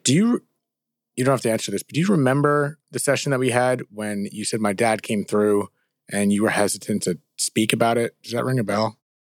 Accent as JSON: {"language": "English", "region": "New Jersey", "country": "United States", "said": "we're from Jersey."}